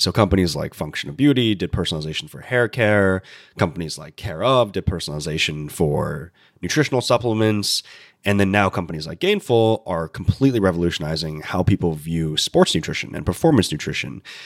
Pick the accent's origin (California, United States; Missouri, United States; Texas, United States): California, United States; Central Coast of; I grew up in California